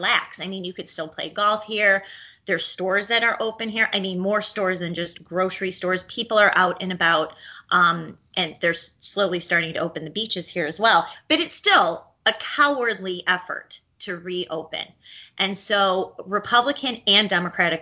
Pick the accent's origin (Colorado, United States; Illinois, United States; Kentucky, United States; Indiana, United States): Illinois, United States; now in Florida, United States; I'm from Illinois